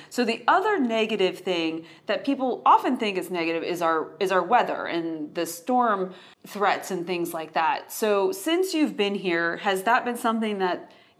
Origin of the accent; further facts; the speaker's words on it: Ohio, United States; now in Tampa, United States; I was born in Ohio too